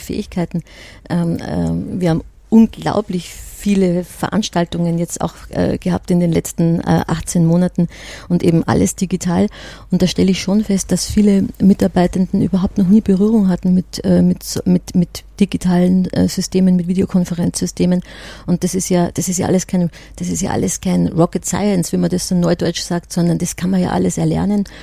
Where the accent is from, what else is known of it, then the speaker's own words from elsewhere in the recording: Austria; now in Germany; ich komme ja aus Österreich und bin ja eher so aus der Gastgeber-Ecke